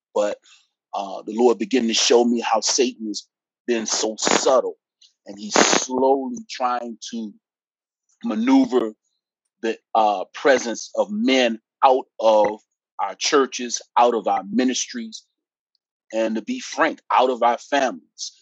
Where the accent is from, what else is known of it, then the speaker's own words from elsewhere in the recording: Petersburg, Virginia, United States; also born or lived in Washington, D.C.; I was born in Washington, D.C., uh, single parent, uh, latchkey kid. Uh, and then we eventually moved here to Petersburg, Virginia, which is really where I say I'm from